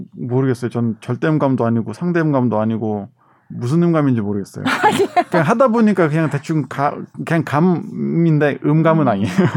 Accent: South Korea; born or raised there

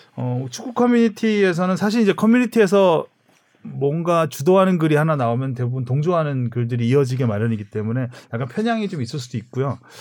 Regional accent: Seoul, South Korea; 저도 서울에서 태어났지만 태능 선수촌 그랬거든요

